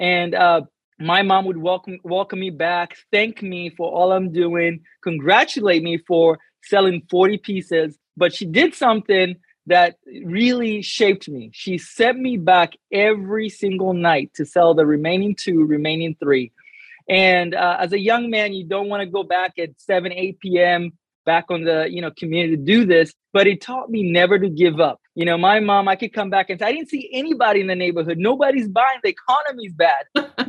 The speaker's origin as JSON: {"language": "English", "country": "Kenya", "tie": "born or raised there", "also_born_or_lived": "Atlanta, United States", "second_language": "English", "moved": "as an adult", "lives_now": "United States", "said": "I'm from the motherland. I'm from Kenya, Africa. That's in the eastern part of Africa. Been in America for a little bit over 13 years. And growing up in Kenya was awesome."}